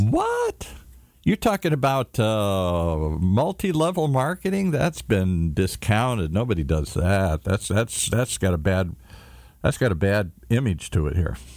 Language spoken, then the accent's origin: English; Michigan, United States; moved away; I come from Michigan, Amway